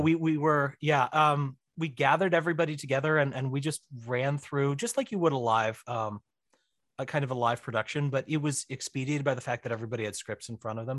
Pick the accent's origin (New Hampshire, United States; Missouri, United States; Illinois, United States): Missouri, United States; also born or lived in Florida; I'm from Missouri. I'm in Missouri. I was in Florida for a brief, all too brief three years